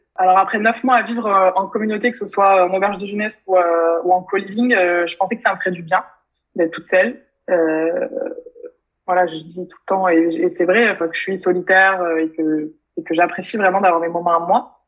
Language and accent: French; France; moved away as an adult; also born or lived in London; c'est quand même plus de trois ans que j'ai quitté la France